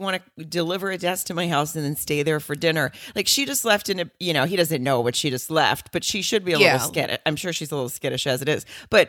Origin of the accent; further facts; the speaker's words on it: Germany; born there; I was born in Germany on the Air Force Base